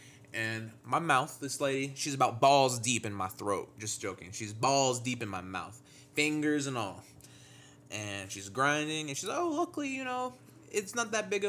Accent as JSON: {"language": "English", "town": "Wichita Falls", "region": "Texas", "country": "United States", "tie": "born or raised there", "moved": "as an adult", "lives_now": "Denton, United States", "said": "I lived in Wichita Falls, Texas. I grew up there. That's my hometown."}